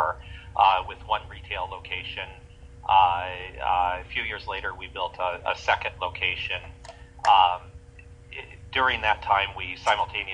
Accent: California, United States; I grew up in Lake Tahoe, California

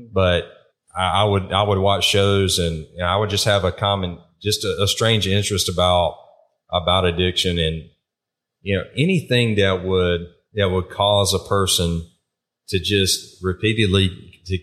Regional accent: eastern North Carolina, United States; moved away as an adult; also born or lived in Virginia; now in South Carolina, United States; Where I grew up in North Carolina, the eastern part, there was a lot of tobacco farming

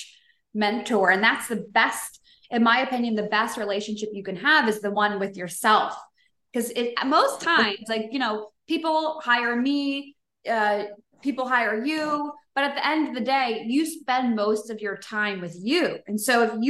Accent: United States; now in Koh Samui, Thailand; I'm from the States

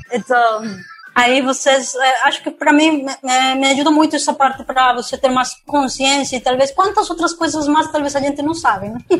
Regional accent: Peru; Portuguese is a second language; now in Brazil; eu sou do Peru, mano. Todo mundo percebe meu sotaque.

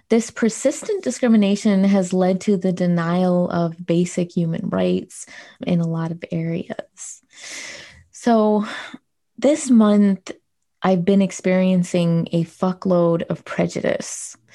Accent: United States; As an American

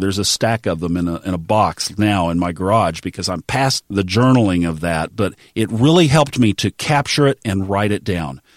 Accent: Tulsa, Oklahoma, United States; the Baptist church where I grew up in Tulsa, Oklahoma

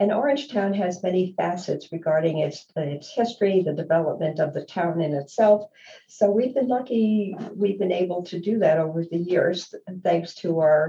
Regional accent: New York City, New York, United States; I was born and raised in Manhattan, and I was lucky enough to live down the street from the Metropolitan Museum of Art

